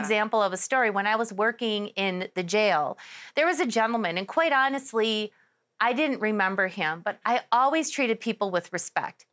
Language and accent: English; Milwaukee, Wisconsin, United States; moved away as an adult; now in Arizona, United States; I was born and raised in Milwaukee, Wisconsin.